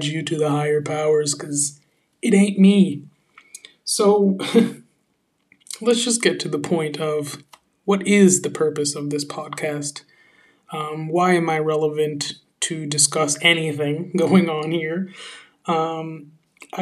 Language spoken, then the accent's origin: English; San Francisco, California, United States; moved away as an adult; also born or lived in New York City / London / Paris; now in France; I come from San Francisco, California, actual San Francisco, where I was born and raised.